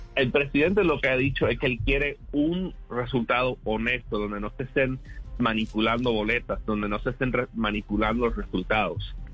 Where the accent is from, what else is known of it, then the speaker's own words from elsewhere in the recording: South Florida, United States; en el sur de la Florida, en particular, que ahí es donde yo nací y me crié